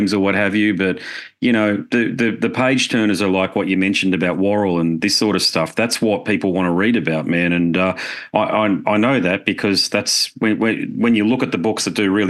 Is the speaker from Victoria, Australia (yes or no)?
no; Brisbane, Queensland, Australia; my hometown, Brisbane